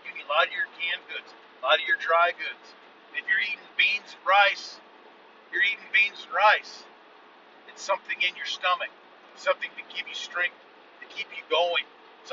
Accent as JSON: {"language": "English", "country": "United States", "said": "I'm unapologetically American."}